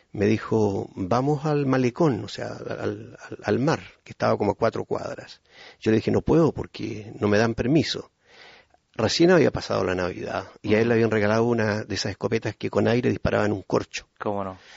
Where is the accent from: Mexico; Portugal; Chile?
Chile; Puerto Montt, Los Lagos; born there; Yo nací en Puerto Montt ya hace más de medio siglo